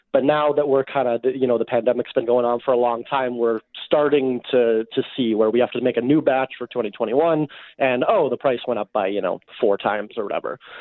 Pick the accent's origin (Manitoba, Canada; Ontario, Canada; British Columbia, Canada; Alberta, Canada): Manitoba, Canada; Winnipeg; I grew up in Winnipeg.